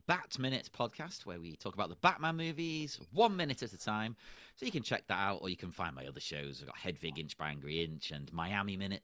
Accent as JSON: {"language": "English", "region": "England", "country": "United Kingdom", "said": "I'm English"}